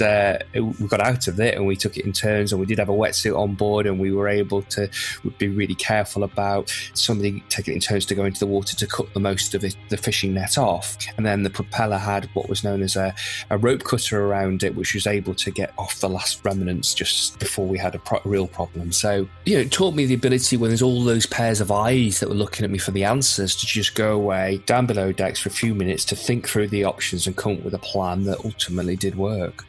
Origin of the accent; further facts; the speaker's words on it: Windermere, North West England, United Kingdom; also born or lived in Lancaster; now in North Wales, United Kingdom; originally from Lancaster in the north in northwest of England, and but spent most of my sort of childhood and early years growing up in Windermere in the Lake District.